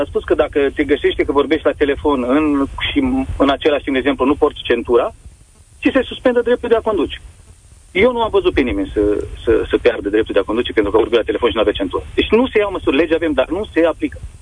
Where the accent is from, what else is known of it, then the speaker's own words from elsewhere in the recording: Romania; Noi suntem români